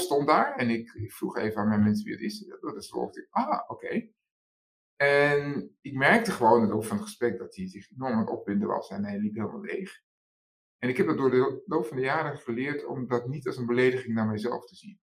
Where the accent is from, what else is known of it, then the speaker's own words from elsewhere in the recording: Amsterdam, North Holland, Netherlands; geboren in Amsterdam